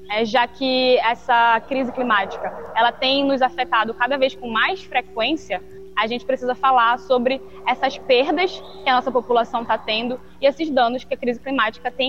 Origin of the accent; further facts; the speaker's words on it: Belém, Pará, Brazil; sou de Belém do Pará